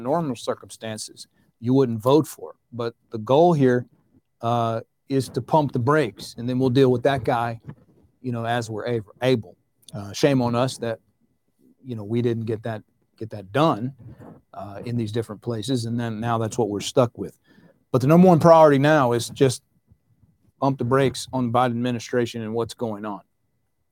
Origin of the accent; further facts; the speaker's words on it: the South, United States; where I grew up in the South